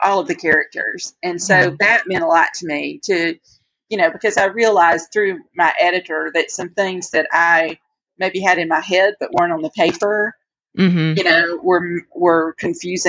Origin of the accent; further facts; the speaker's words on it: United States; moved away; I'm originally from a little bitty tiny cotton growing community.